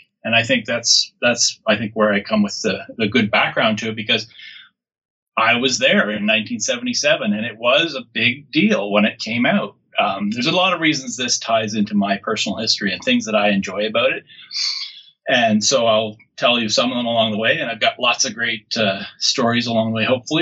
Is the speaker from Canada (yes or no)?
yes; Canada; born or raised there